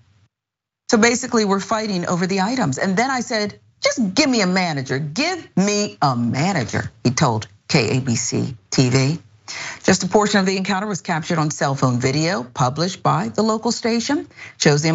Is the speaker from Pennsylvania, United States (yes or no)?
yes; Pennsylvania, United States; I grew up in Pennsylvania, was in Amish country.